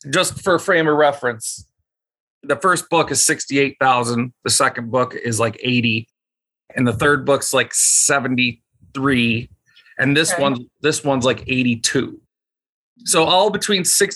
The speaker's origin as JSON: {"language": "English", "town": "Buffalo", "region": "New York", "country": "United States", "said": "Myself and my wife, we are both from Buffalo"}